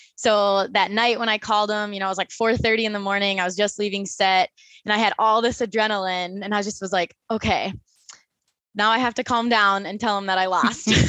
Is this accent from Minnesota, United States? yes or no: yes; Minnesota, United States; moved away as an adult; now in Phoenix, United States; I was born and raised in Minnesota